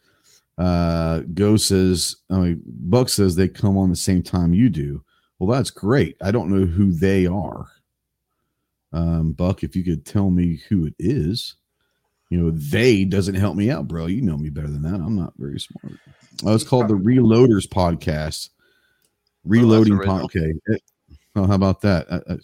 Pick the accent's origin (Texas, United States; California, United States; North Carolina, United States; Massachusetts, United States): Texas, United States; just outside of Dallas; moved away; I don't live there right now, but I grew up in Texas, grew up in just outside of Dallas